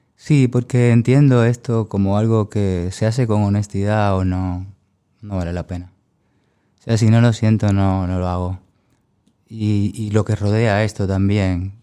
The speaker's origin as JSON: {"language": "Spanish", "country": "Cuba", "moved": "as an adult", "lives_now": "Huesca, Spain", "said": "mi pueblo en Cuba"}